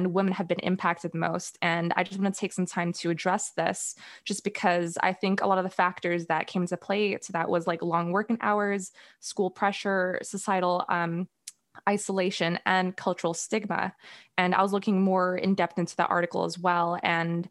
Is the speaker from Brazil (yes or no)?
no; Singapore; growing up in Singapore